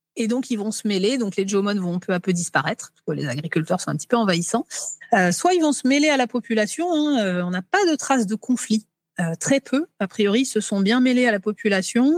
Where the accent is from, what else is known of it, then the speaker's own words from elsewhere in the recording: France; chez nous, en France, qu'on appelle les Gaulois aussi